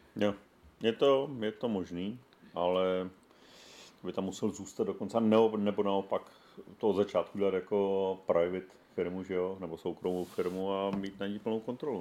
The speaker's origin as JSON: {"language": "Czech", "town": "Zlín", "region": "Zlín Region", "country": "Czechia", "said": "ze Zlína"}